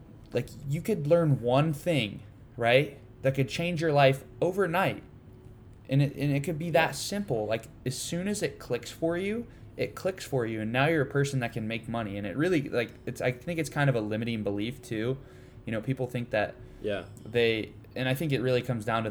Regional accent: Ohio, United States; I grew up, I'm from Ohio

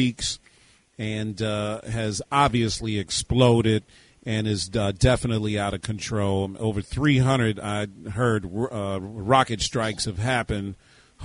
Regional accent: United States; as an American

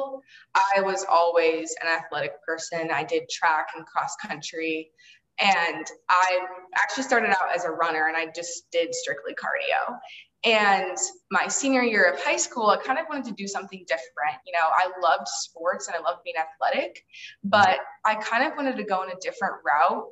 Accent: Illinois, United States; my hometown is Illinois, and I grew up in a really small town.

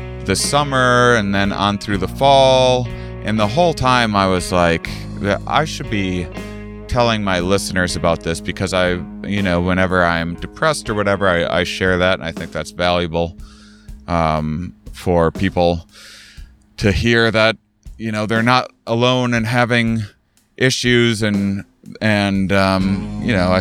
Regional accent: La Crosse, Wisconsin, United States; University of Wisconsin La Crosse in my hometown

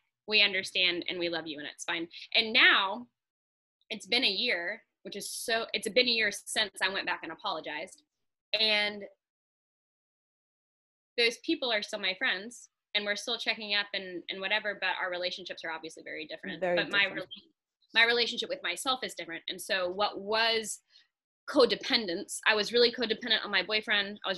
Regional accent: Atlanta, Georgia, United States; moved away; I'm from Atlanta.

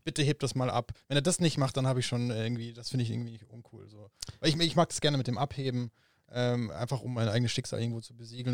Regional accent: Aalen, Baden-Württemberg, Germany; auch bei mir in Aalen, in meiner Heimatstadt

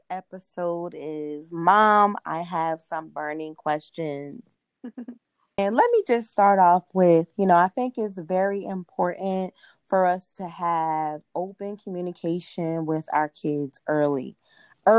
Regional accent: East Orange, New Jersey, United States; moved away as an adult; also born or lived in the South (US); born and raised in East Orange, New Jersey, and now a proud Southerner for the last 8 years.

